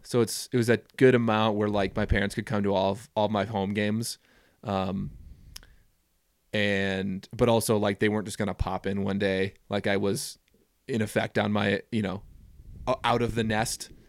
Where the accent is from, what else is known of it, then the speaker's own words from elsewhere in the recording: Minneapolis, Minnesota, United States; moved away as an adult; now in Jackson, United States; I grew up in the Twin Cities of Minnesota